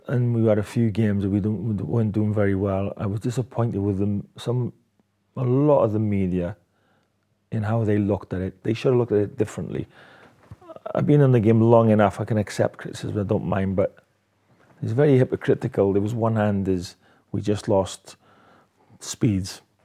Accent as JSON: {"language": "English", "town": "Swansea", "region": "Wales", "country": "United Kingdom", "tie": "born or raised there", "said": "my hometown, Swansea"}